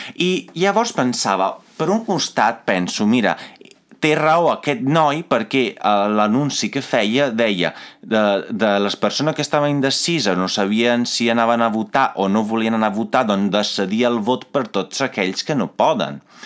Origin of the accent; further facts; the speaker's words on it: Italy; Catalan is a second language; moved away as an adult; now in Catalonia, Spain; jo, com a italià, que vaig venir aquí